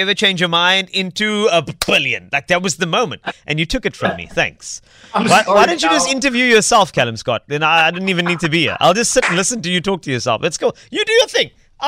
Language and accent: English; Cape Town, Western Cape, South Africa; I'm from Cape Town.